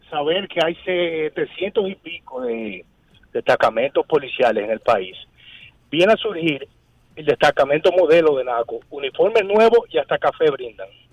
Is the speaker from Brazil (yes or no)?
no; Dominican Republic; como dominicano